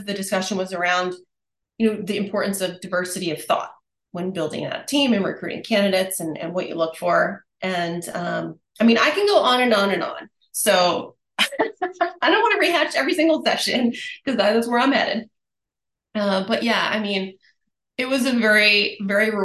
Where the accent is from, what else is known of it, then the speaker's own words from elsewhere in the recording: San Diego, California, United States; my hometown, San Diego, America's finest city